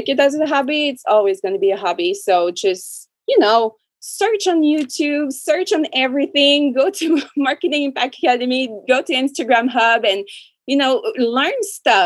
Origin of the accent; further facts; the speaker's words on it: Canada; I'm French Canadian